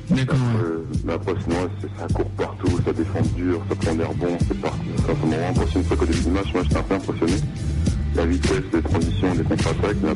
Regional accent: near Caen, Normandy, France; now in Le Mans, France; je suis à côté de Caen, en fait, dans un petit village, j'habitais à côté de Caen, en Normandie. Après, j'ai été au collège pour à Caen jusqu'à 14 ans.

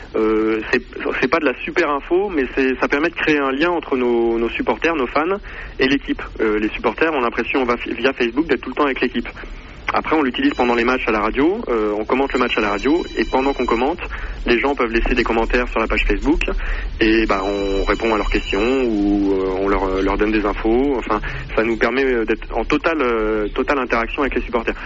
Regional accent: Poitiers, Nouvelle-Aquitaine, France; je suis de Poitiers et que donc le club est à Poitiers

